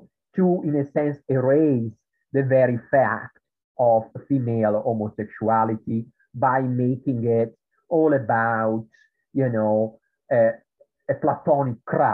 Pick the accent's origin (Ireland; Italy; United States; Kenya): Italy; accent: Italian; English is a second language; moved away; in Italy, which is where I come from, as you can tell from my accent, there is a kind of high school which is called Liceo Classico